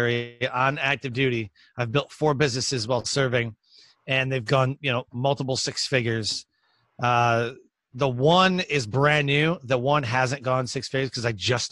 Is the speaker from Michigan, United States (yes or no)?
yes; Detroit, Michigan, United States; also born or lived in San Antonio, Texas; now in Goldsboro, United States; I was born and raised in Detroit, Michigan, but I am currently living in North Carolina